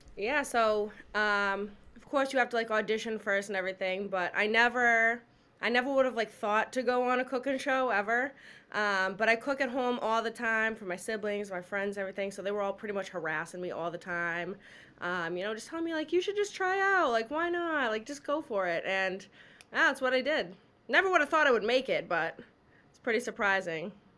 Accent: Massachusetts, United States; I'm from a big family. I'm from Massachusetts

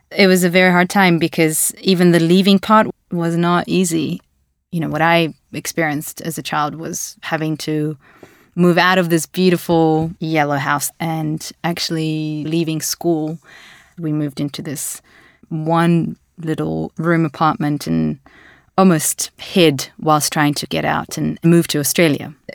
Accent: Latvia; For a very long time, if I said I'm from Latvia, I would immediately have to explain where it is in the world. So I would give that context because it's a very small Baltic country and no, not many people know it

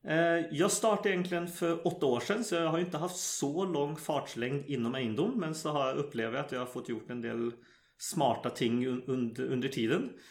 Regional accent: Sweden; moved away as an adult; now in Norway; jag växte upp i Sverige

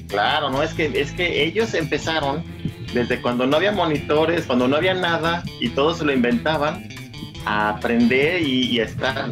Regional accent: Guadalajara, Jalisco, Mexico; moved away as an adult; now in Los Angeles, United States; yo soy originario de Guadalajara y toda mi vida viví ahí hasta el año 2000 que vine a Los Ángeles

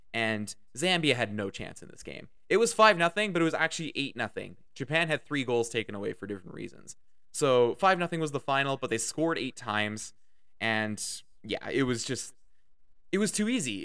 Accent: Canada; I am Canadian. I live in Canada.

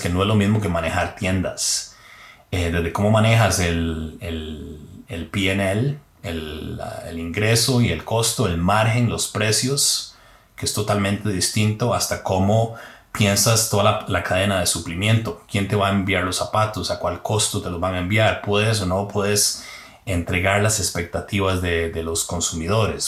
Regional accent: Heredia, Costa Rica; moved away as an adult; salí de Heredia, pero Heredia no salió de mí

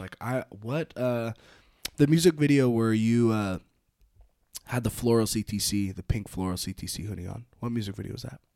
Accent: North Bay, California, United States; moved away as an adult; now in Reno, United States; I'm from the North Bay out in California

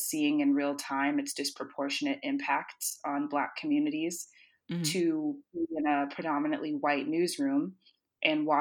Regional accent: Tallahassee, Florida, United States; moved away as an adult; now in Washington, D.C., United States; I was born and raised in Tallahassee

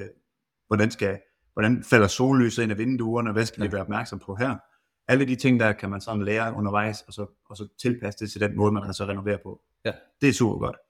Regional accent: Randers, Central Denmark Region, Denmark; now in Hasten, Denmark; jeg er pære dansk, og kommer oprindeligt fra Randers af

